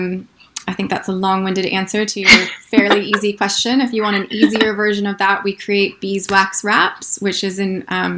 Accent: United States; moved away as an adult; now in New Zealand; as an American

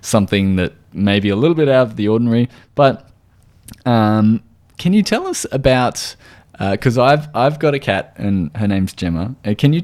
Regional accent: Australia; accent: Australian

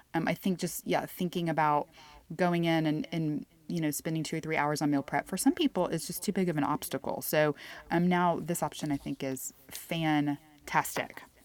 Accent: Houston, Texas, United States; moved away as an adult; now in Sonora, United States; I'm originally from Houston

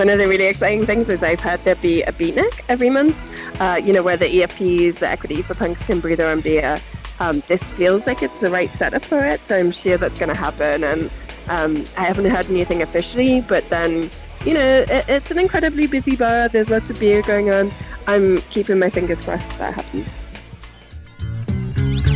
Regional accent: the Northeast, North East England, United Kingdom; also born or lived in Putney, London; now in London, United Kingdom; originally I'm from the Northeast, so I have a very strange accent

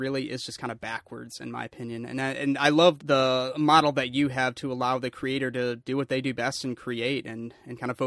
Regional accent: Lansing, Michigan, United States; Being born and raised in the Lansing area

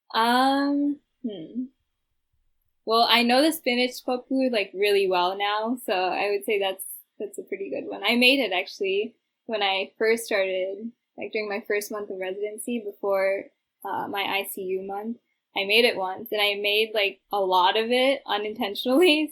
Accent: Midwest, United States; my hometown here

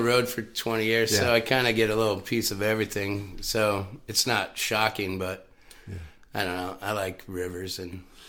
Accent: Knights Ferry, California, United States; also born or lived in Michigan; Yeah, like Northern Central, Oakdale, Knights Ferry, California.

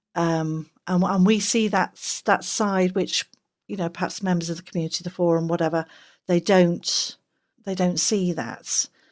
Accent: England, United Kingdom; I'm English

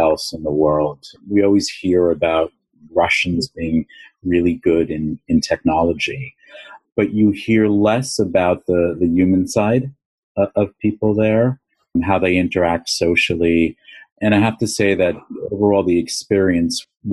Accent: New York City, New York, United States; My background, born and raised in Long Island and in New York City

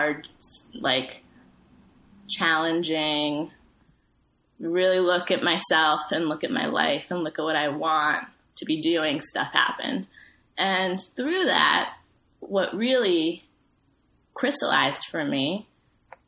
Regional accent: Ethiopia; moved away; I'm from Ethiopia

